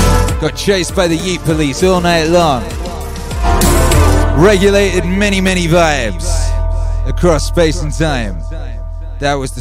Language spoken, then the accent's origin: English; Wales, United Kingdom; first language English; also born or lived in England; I was born in England. We moved to Wales when I was a little boy